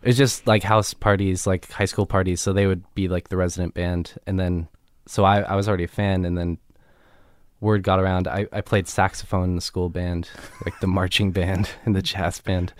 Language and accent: English; Laguna Beach, California, United States; also born or lived in Los Angeles; I was born in L A here, um, but then moved to Laguna Beach when I was, like, nine or so